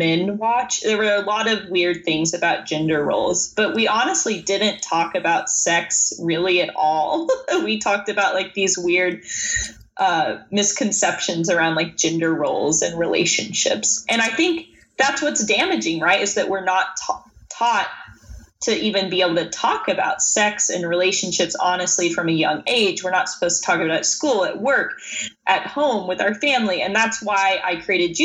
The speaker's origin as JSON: {"language": "English", "region": "Tennessee", "country": "United States", "tie": "born or raised there", "said": "I grew up in Tennessee, which I'm sure you know is a more conservative"}